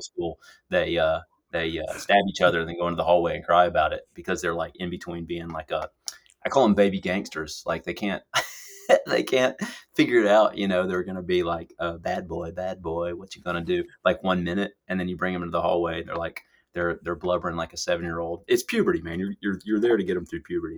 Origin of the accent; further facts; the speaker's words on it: Lawrenceville, Georgia, United States; moved away as an adult; my hometown, uh, Lawrenceville, Georgia, suburbs of Atlanta